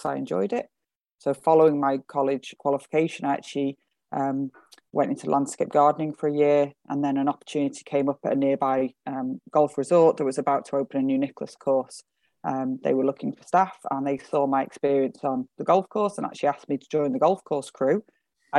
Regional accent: North West England, United Kingdom; moved away as an adult; now in Latvia; I'm originally from England, northwest of England

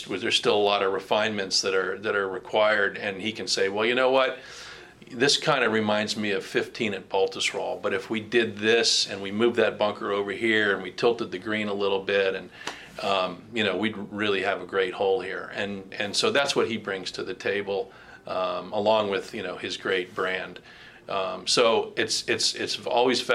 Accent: West Palm Beach, Florida, United States; I grew up in West Palm Beach

